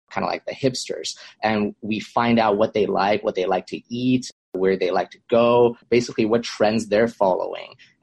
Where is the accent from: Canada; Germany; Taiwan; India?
Canada; Vancouver, British Columbia; moved away as an adult; now in Los Angeles, United States; I'm originally from Vancouver, Canada. I moved down to Los Angeles to attend USC for my undergrad